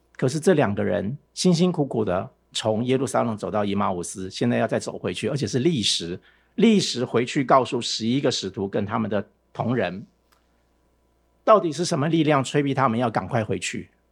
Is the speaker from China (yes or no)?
no; Taiwan; 我从台湾来的